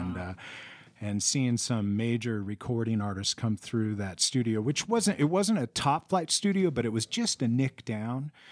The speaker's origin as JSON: {"language": "English", "town": "San Francisco", "region": "California", "country": "United States", "tie": "born or raised there", "moved": "yes", "lives_now": "Prescott, United States", "said": "I grew up in San Francisco"}